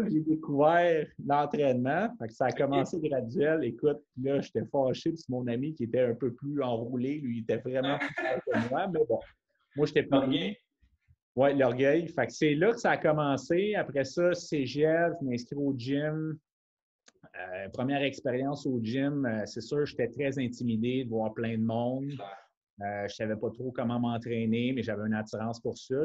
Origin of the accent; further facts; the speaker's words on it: Montreal, Quebec, Canada; now in Brossard, Canada; je suis natif de la ville de Montréal. Maintenant, je suis établi avec ma conjointe Émilie sur la rive sud à Brossard